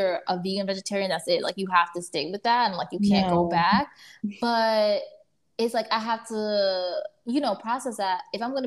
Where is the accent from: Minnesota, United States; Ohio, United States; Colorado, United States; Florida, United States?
Florida, United States; Miami; moved away as an adult; also born or lived in New York; I was born in Miami and, like, raised there